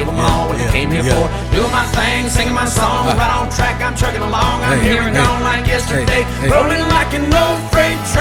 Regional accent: South Texas, United States; we're from Texas.

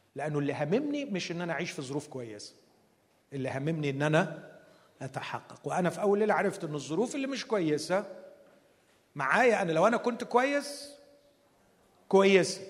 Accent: Alexandria, Alexandria Governorate, Egypt; عندنا في اسكندرية

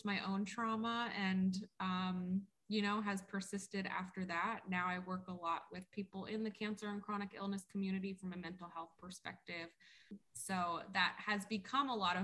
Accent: South Florida, United States; So I grew up in South Florida. I'm definitely a Florida baby.

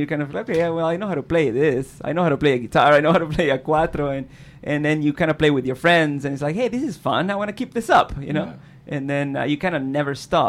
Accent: Caracas, Capital District, Venezuela; moved away; growing up in Caracas was okay

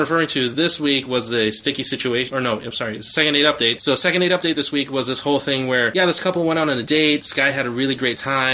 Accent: Chicago, Illinois, United States; being a Chicagoan, being a proud Chicagoan, you know, I grew up listening to B96, Eddie and Jobo

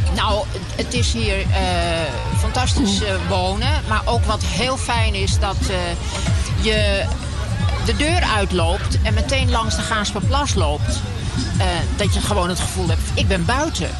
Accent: Amsterdam, North Holland, Netherlands; also born or lived in Nellestein, Amsterdam-Zuidoost; ik kom uit Zuid.

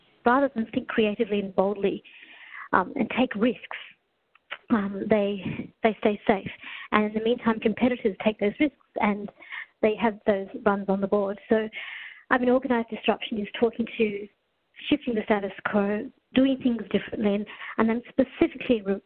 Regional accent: Australia; also born or lived in Kenya / Melbourne; Arrived in Australia when I was 4 years old.

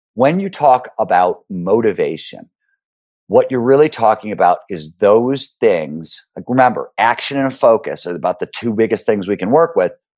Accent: Cleveland, Ohio, United States; born or raised there

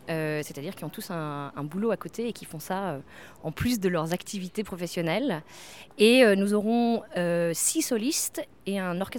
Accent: France; now in London, United Kingdom; en tant que Français, on est unique à Londres

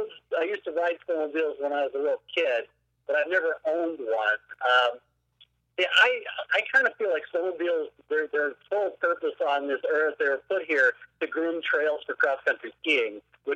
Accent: Iowa, United States; I used to, when I was growing up in Northern Iowa, I think we had one down by Mason City that we went to.

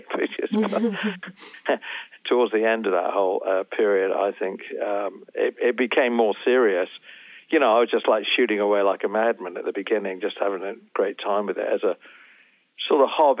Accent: England, United Kingdom; I grew up, of course, in England and I'm English.

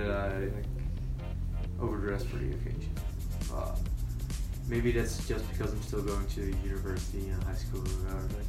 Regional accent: Netherlands; English is a second language; moved away as an adult; now in Belgium; I come from the Netherlands, but I study in Belgium. And we speak the same language.

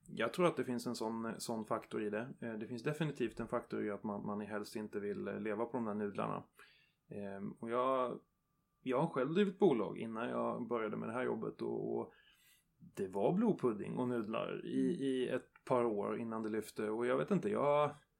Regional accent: Värmland, Sweden; i Värmland också där jag kommer ifrån

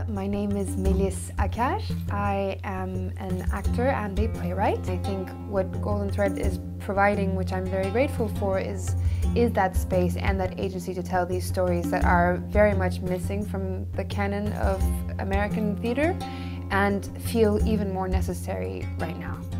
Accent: Turkey; I'm born and raised in Turkey

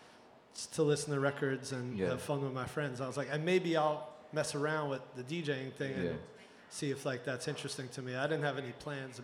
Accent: New York City, New York, United States; Yeah, I grew up all around New York City, mm-hmm. Bronx, Manhattan, Brooklyn

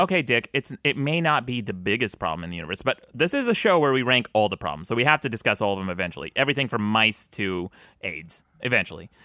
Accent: Utah, United States; I grew up in Utah

